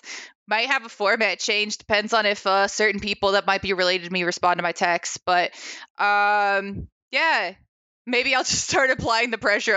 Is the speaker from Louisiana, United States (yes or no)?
no; Ohio, United States; now in Ames, United States; I was born in Ohio and I've got family there